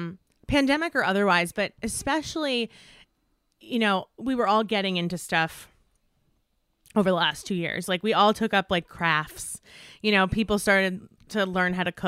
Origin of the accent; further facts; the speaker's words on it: East Coast, United States; moved away as an adult; now in Los Angeles, United States; I grew up on the East Coast, and I spent all of my life on the East Coast until January 2020 when we moved to Los Angeles.